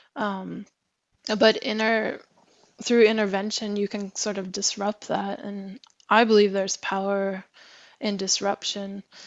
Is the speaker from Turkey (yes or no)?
no; Alaska, United States; moved away as an adult; now in Norway; I'm I'm originally from from Alaska